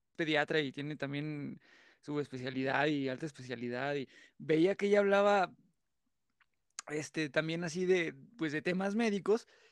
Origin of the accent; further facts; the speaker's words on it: San Luis Potosí, Mexico; yo soy de San Luis Potosí